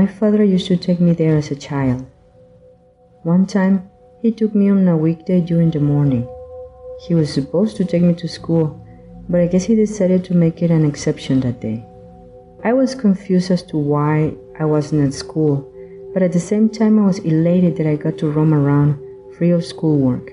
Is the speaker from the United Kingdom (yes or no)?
no; Managua, Nicaragua; moved away as an adult; now in Louisiana, United States; I was born in Nicaragua, Central America, but migrated to the U.S. in my 20s